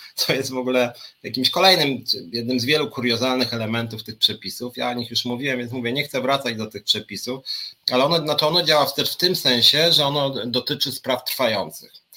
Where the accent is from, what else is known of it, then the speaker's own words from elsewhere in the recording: Poland; jestem Polakiem. Mam dowód osobisty, urodziłem się w Polsce, mieszkam w Polsce